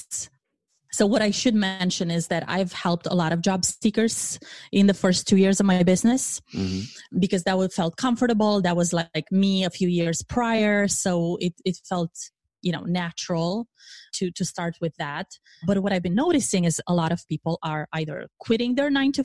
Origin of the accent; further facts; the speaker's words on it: Romania; moved away as an adult; now in United States; I am originally from Romania